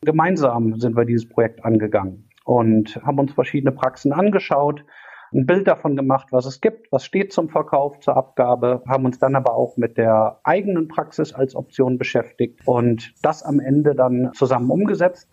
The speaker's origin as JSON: {"language": "German", "town": "Cologne", "region": "North Rhine-Westphalia", "country": "Germany", "tie": "born or raised there", "said": "komme aus Köln und äh, auch gebürtig hier aus der Kölner Ecke"}